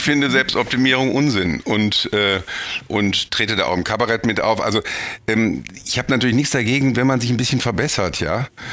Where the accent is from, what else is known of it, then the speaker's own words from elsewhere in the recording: Bonn, North Rhine-Westphalia, Germany; ich bin eigentlich Bonner